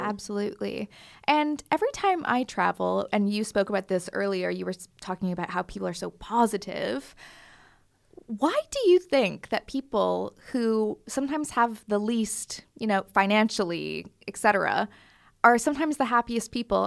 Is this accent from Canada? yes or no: yes; Canada; moved away; my s, like, town in Canada